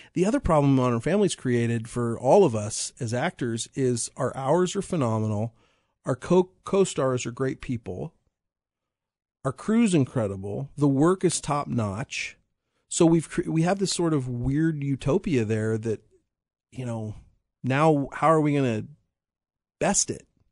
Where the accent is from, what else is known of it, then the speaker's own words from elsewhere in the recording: Piper, Kansas, United States; I was from Piper